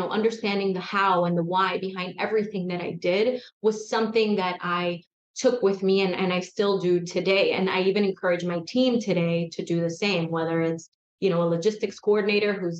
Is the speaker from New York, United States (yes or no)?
yes; New York City, New York, United States; I grew up in Queens, New York, and it was a rough neighborhood at the time